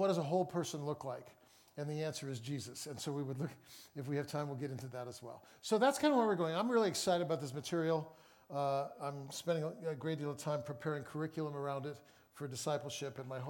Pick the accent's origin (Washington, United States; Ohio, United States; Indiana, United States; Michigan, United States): Washington, United States; Seattle; I'm from Seattle.